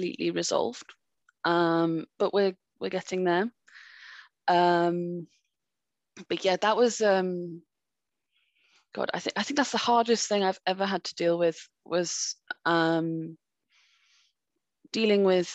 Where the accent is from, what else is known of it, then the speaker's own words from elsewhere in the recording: France; moved away; I grew up in France and they might have picked up on, I used to have a bit of an accent.